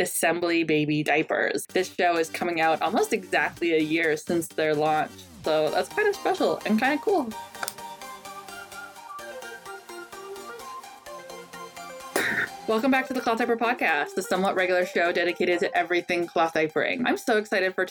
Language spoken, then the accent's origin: English; Canada; accent: Canadian soft accent; my Canadian soft accent